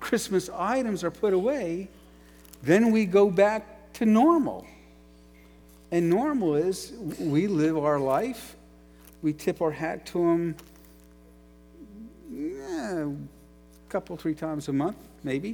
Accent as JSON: {"language": "English", "town": "New York City", "region": "New York", "country": "United States", "also_born_or_lived": "Ashland, Ohio", "moved": "as an adult", "said": "I was from New York City"}